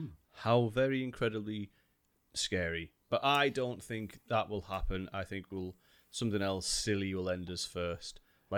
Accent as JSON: {"language": "English", "country": "United Kingdom", "said": "Well, we're British."}